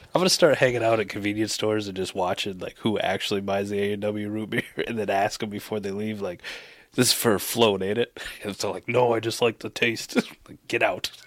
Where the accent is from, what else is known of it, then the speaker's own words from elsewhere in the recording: Midwest, United States; I'm from the Midwest, too, so it's definitely pop